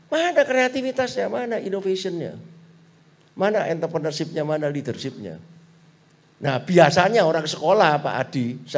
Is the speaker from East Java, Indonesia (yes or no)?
yes; Surabaya, East Java, Indonesia; Nek kita ini kan Chinese Surabaya pak. Wis Chinese Katolik lagi.